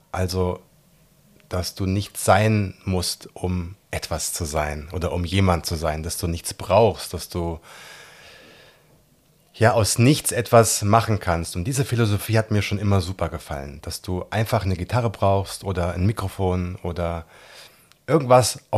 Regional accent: Gießen, Hesse, Germany; Ich bin in Gießen geboren, bin in Gießen zur Schule gegangen, habe in Gießen mein Abi gemacht. Ich bin ein echter Mittelhesse

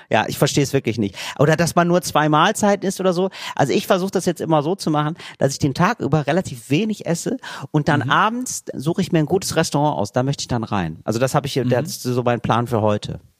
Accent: Italy; German is a second language; Ja, das ist mir als Italiener erstmal gar nicht so klar gewesen

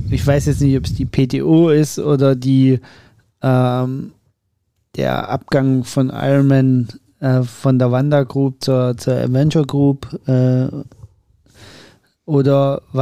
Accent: Germany; wir immer so rot verwöhnt sind als Deutsche

